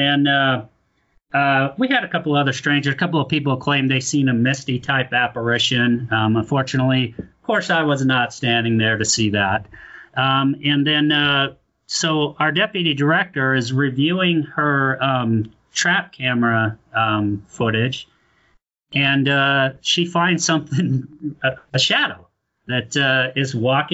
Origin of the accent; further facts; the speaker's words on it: Ogden, Utah, United States; I was born and raised in Ogden, graduated from Bonneville High School